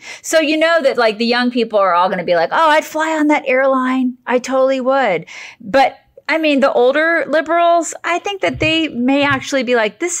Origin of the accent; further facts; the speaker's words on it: Georgia, United States; I mean, I'm from Georgia.